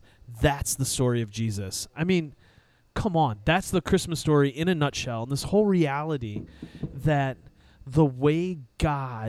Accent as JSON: {"language": "English", "region": "Southeastern Michigan", "country": "United States", "said": "We're from Southeastern Michigan"}